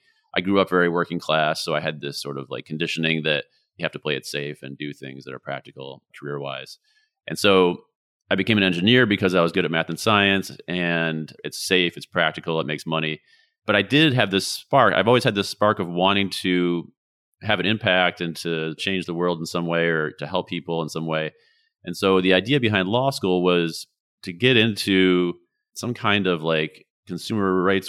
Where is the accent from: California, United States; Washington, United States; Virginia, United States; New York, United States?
New York, United States; also born or lived in Vermont; So I'm originally from upstate New York, and I've lived all over. I've lived in Vermont